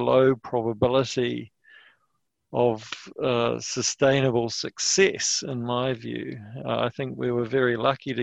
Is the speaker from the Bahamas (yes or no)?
no; New Zealand; as a New Zealander